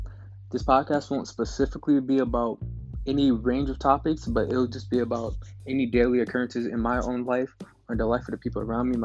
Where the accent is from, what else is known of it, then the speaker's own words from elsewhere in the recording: New Jersey, United States; I'm from Astonish, New Jersey. I'm 20 years old. I'm currently a college student